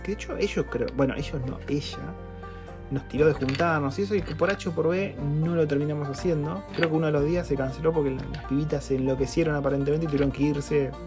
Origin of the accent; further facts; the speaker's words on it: Argentina; moved away as an adult; now in New Zealand; soy de Argentina